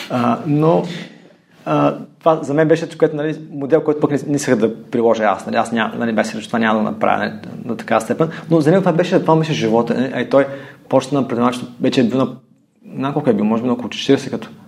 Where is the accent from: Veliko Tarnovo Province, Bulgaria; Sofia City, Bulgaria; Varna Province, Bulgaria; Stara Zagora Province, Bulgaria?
Stara Zagora Province, Bulgaria; Stara Zagora; moved away as an adult; also born or lived in Germany; аз съм на 38 години. А, от Стара Загора съм. Да, аз съм живял в Германия, там съм завършил висше образование. След това се върнах в България.